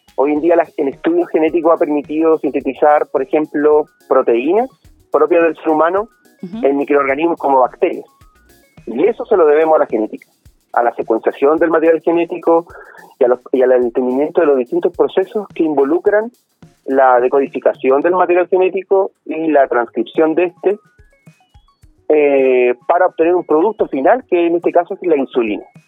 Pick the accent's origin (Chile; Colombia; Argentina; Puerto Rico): Chile; Concepción, Biobío; yo no me siento chileno, si tú me preguntas a mí, como concepto eh, amplio de la palabra, sino que yo soy un penquista